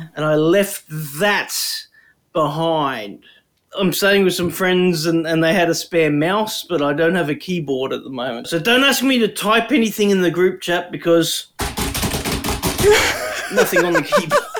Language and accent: English; Brisbane, Queensland, Australia; also born or lived in Toowoomba; We grew up in Brisbane, except you and me grew up on the north side, and I'm on the south side now.